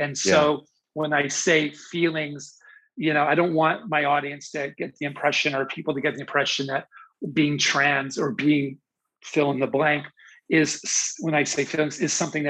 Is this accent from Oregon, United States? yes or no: no; Pennsylvania, United States; I grew up in Pennsylvania